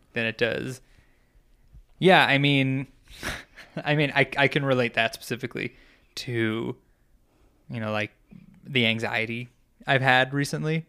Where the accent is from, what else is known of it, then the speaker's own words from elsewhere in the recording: New York, United States; moved away; growing up in New York